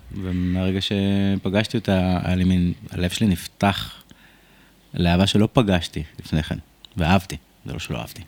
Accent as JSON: {"language": "Hebrew", "town": "Rishon LeZion", "region": "Central District", "country": "Israel", "tie": "born or raised there", "said": "וגדלתי בסביבה מאוד קשוחה, בשכונת אה, רמת אליהו בראשון לציון"}